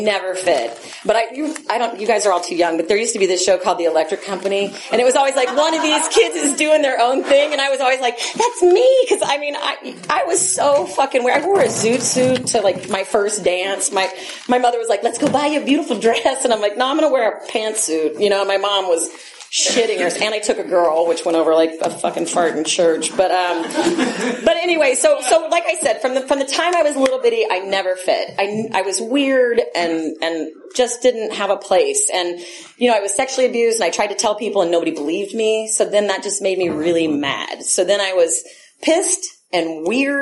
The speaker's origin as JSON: {"language": "English", "region": "Texas", "country": "United States", "tie": "born or raised there", "moved": "yes", "lives_now": "Oakland, United States", "said": "I'm from Texas, which is a reason enough to be a drunk and a drug addict. It's a horrible place to grow up."}